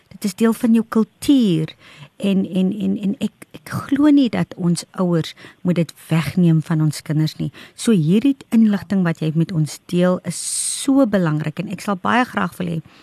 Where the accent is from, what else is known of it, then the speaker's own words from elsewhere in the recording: Northern Cape, South Africa; ek is van die Noord-Kaap